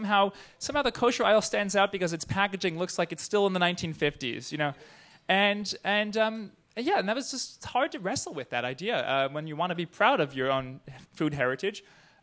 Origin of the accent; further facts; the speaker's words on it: New Jersey, United States; So growing up, I grew up in the New York area, so did Liz. I grew up in northern New Jersey